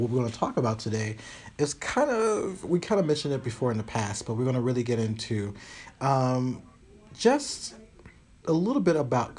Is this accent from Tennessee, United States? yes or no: yes; Tennessee, United States; also born or lived in Kentucky; because I come from places, I came from Tennessee and Kentucky. A lot of places don't have Target.